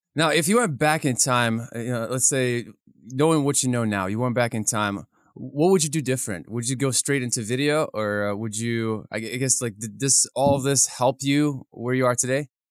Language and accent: English; Kyiv, Ukraine; moved away; I grew up in Kiev, Ukraine